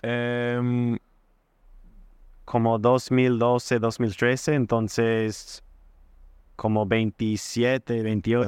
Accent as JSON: {"language": "Spanish", "country": "United States", "also_born_or_lived": "Wisconsin", "second_language": "Spanish", "moved": "as an adult", "lives_now": "Chile", "said": "siendo como gringo en Chile"}